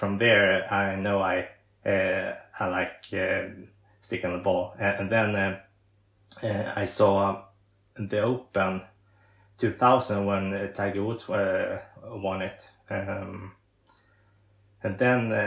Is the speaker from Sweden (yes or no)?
yes; Sweden; English is a second language; I'm from Sweden, I'm a professional disability golfer